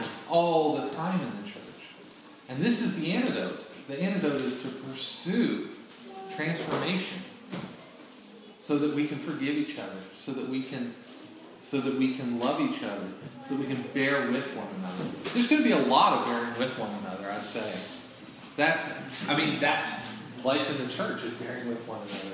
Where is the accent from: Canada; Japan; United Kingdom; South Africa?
Canada; moved away; I'm from Canada